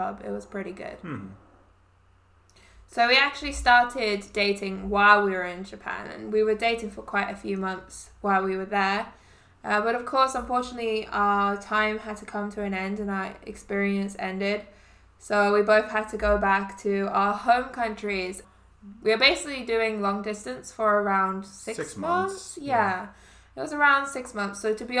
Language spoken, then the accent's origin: English; England, United Kingdom; moved away as an adult; now in Canada; I'm from England